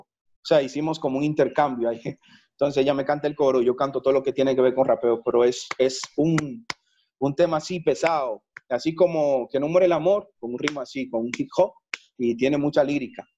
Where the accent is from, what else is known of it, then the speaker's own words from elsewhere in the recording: Santiago de los Caballeros, Santiago, Dominican Republic; moved away as an adult; now in Colombia; desde que salí de República Dominicana a Colombia, he tenido planes de volver a República Dominicana, a Santiago más que todo